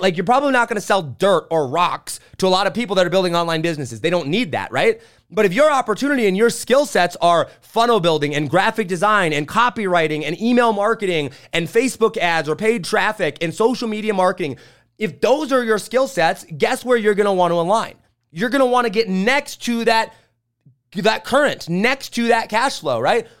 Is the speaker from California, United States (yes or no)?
no; St. Joe, Indiana, United States; I grew up in St. Joe, Indiana.